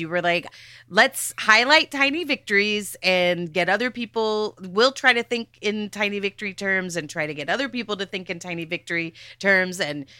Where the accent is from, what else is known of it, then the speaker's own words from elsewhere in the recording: Dallas, Texas, United States; I am also from Dallas